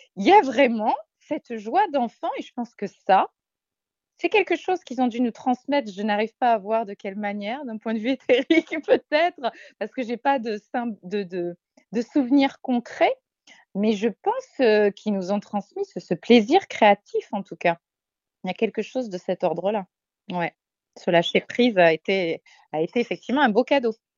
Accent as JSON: {"language": "French", "town": "Marseille", "region": "Provence-Alpes-Côte d'Azur", "country": "France", "moved": "yes", "said": "on est des Marseillaises à la base"}